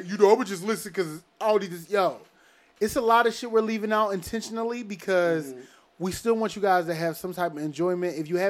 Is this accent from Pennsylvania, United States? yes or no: yes; Philadelphia, Pennsylvania, United States; we're from Philly. We're not from London.